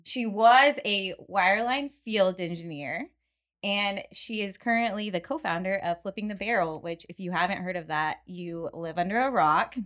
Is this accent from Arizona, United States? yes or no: no; Midland, Texas, United States; moved away; I'm from Midland